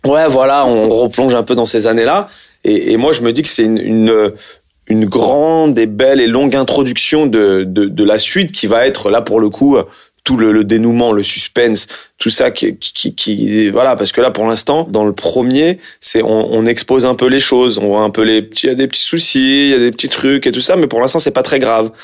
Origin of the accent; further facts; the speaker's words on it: France; je suis d'origine algérienne. Et puis, en plus, j'ai grandi en France, je suis né en France